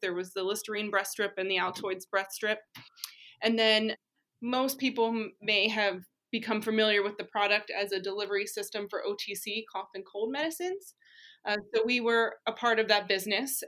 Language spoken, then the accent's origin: English; Pennsylvania, United States; I grew up in Pennsylvania, went to school in Pennsylvania